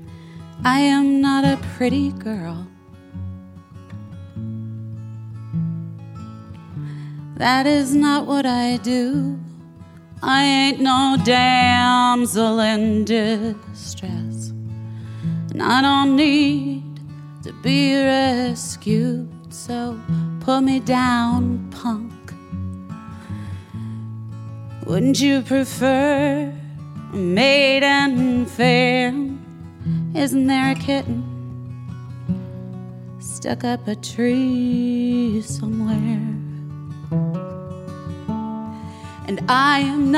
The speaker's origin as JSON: {"language": "English", "region": "Arizona", "country": "United States", "tie": "born or raised there", "also_born_or_lived": "Los Angeles", "moved": "yes", "said": "my home state of Arizona"}